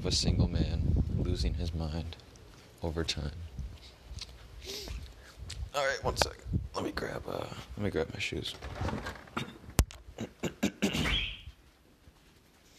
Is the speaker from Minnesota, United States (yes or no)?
yes; Minneapolis, Minnesota, United States; also born or lived in Helena, Montana; I was born in Minneapolis, and I moved somewhere else.